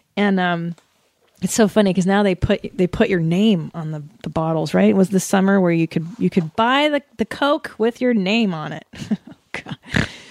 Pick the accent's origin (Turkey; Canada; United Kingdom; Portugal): Canada; now in United States; that's where I was born in Canada in nineteen seventy-six.